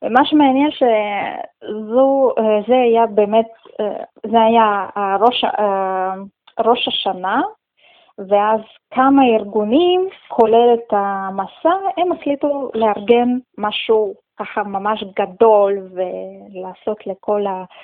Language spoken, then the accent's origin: Hebrew; Russia; also born or lived in Tajikistan; now in Israel; אני נולדתי בטאג'יקיסטן, זה אה, הייתה אחת